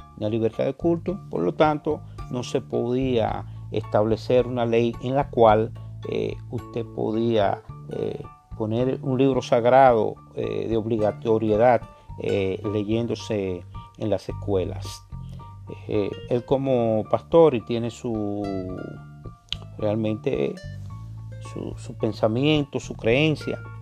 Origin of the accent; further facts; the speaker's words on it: Dominican Republic; como dominicano, nosotros somos muy apasionados con la política, el béisbol, eh, el merengue, la bachata